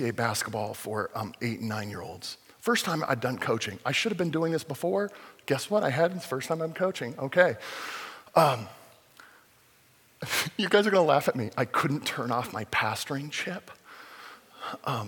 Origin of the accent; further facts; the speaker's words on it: Fullerton, California, United States; my home church that I grew up in Fullerton